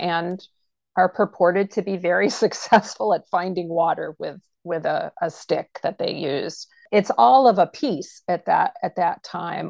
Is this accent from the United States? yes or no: yes; Pittsfield, Maine, United States; I'm a Maine native. I grew up in Pittsfield, Maine